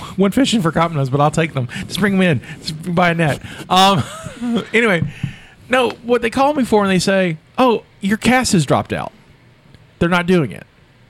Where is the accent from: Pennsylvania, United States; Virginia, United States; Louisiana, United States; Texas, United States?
Texas, United States; accent: southern; I'm from Texas. I only have a southern accent.